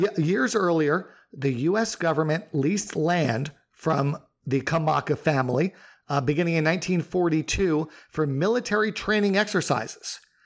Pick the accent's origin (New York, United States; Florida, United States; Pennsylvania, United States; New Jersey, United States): New York, United States; both you and I grew up in New York